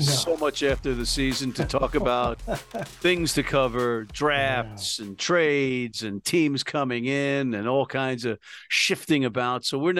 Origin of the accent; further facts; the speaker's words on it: New York, United States; I'm a New Yorker